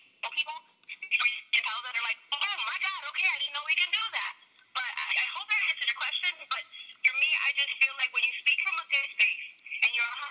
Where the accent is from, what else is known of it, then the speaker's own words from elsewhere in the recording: Bridgeport, Connecticut, United States; I am originally from Bridgeport, Connecticut, born and raised.